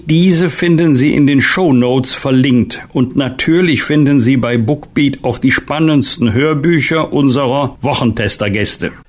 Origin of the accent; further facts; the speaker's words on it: Bergisch Gladbach, North Rhine-Westphalia, Germany; in meiner Heimatstadt Bergisch Gladbach